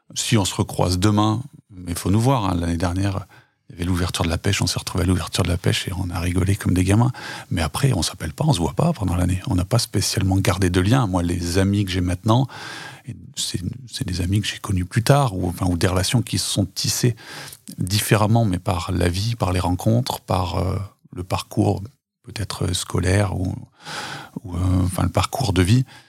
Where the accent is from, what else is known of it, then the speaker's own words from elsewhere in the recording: Tence, Auvergne-Rhône-Alpes, France; c'est là où je suis né, où j'ai grandi